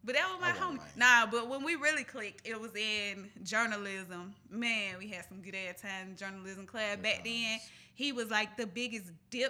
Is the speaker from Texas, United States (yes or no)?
no; Atlanta, Georgia, United States; I am from Southwest Atlanta.